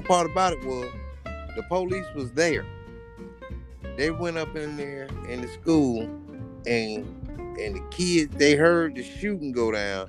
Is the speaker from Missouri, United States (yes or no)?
no; Florida, United States; I'm country strong, don't forget I'm from Florida.